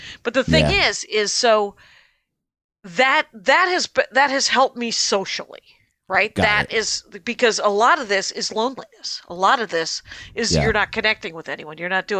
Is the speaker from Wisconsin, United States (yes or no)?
yes; Wisconsin, United States; And I was raised in the Armenian church, which is blessedly entirely in Armenian, which means I could believe whatever I want.